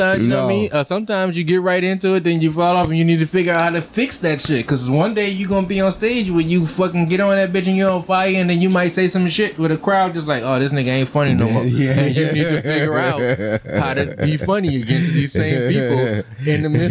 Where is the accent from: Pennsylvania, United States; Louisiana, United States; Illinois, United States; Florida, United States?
Louisiana, United States; New Orleans; moved away as an adult; also born or lived in Los Angeles / New York / Atlanta; when I came home, New Orleans